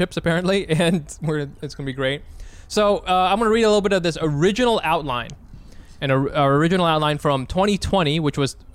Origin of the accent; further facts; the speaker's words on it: United States; I'm from America